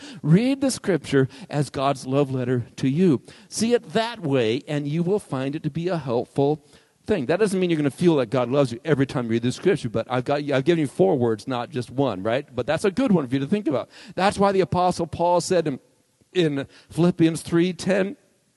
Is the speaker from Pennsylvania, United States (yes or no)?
no; Arizona, United States; I grew up here in Arizona where nothing grows, really.